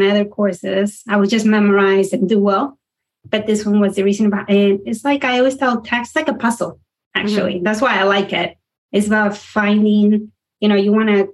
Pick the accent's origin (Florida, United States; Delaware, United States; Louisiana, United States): Florida, United States; South; born or raised there; also born or lived in Panama / Denton, Texas